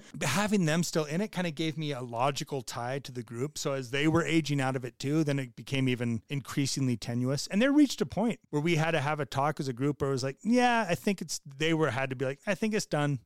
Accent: California, United States; moved away; also born or lived in Connecticut / Utah; I was a kid from California. I grew up in California and Connecticut.

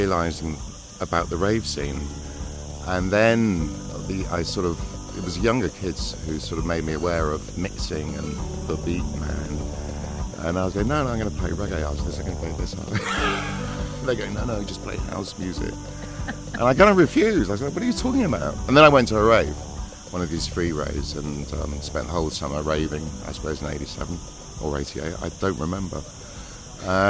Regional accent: Cheltenham, South West England, United Kingdom; moved away as an adult; also born or lived in London; my hometown, Cheltenham

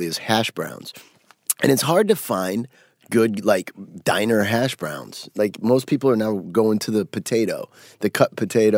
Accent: Cedar Rapids, Iowa, United States; moved away as an adult; I'm from Cedar Rapids, Iowa

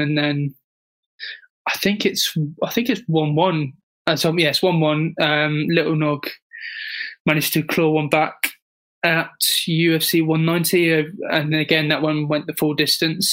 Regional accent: United Kingdom; as a Brit

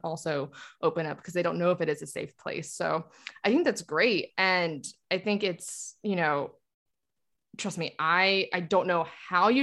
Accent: North Carolina, United States; I was raised in North Carolina

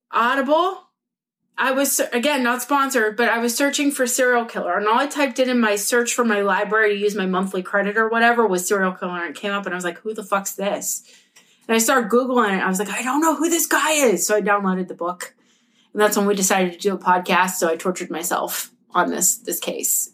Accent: Pittsburgh, Pennsylvania, United States; we're from Pittsburgh

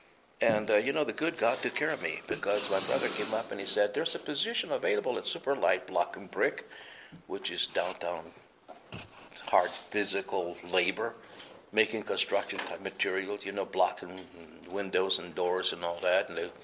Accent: New Mexico, United States; also born or lived in Arizona; because we're from New Mexico. And over there, it's a hunting state. And we had a lot of guns. Because people, we lived off the land, you know.

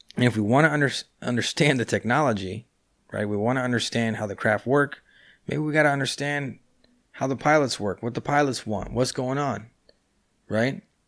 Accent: California, United States; now in Buenos Aires, Argentina; I was born and raised in California. That's why, uh, I live in Buenos Aires, but my English is so, uh, is pretty good

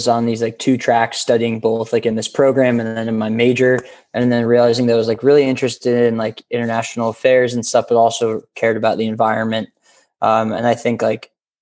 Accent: Takoma Park, Maryland, United States; now in Washington, D.C., United States; I grew up in Tacoma Park, Maryland. Right outside DC.

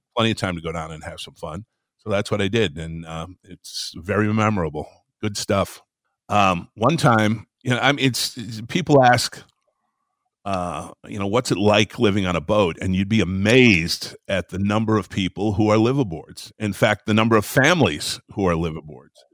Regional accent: Traverse City, Michigan, United States; I grew up in northern Michigan, up in the sticks there

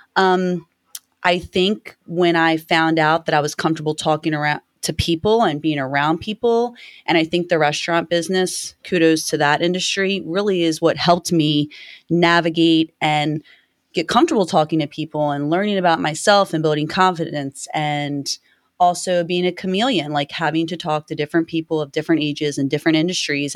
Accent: Baltimore, Maryland, United States; I'm from Baltimore

